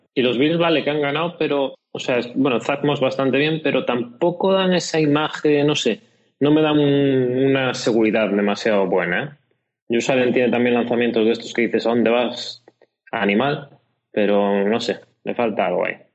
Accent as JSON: {"language": "Spanish", "region": "Galicia", "country": "Spain", "said": "como buen gallego"}